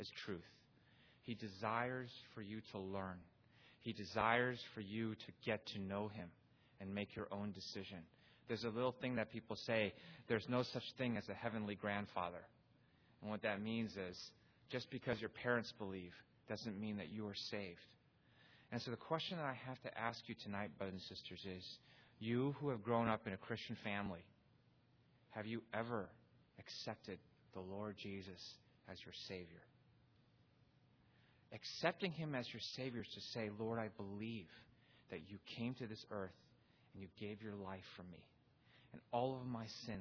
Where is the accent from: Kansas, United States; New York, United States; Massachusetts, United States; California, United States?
California, United States; Pasadena; I was born in Pasadena, California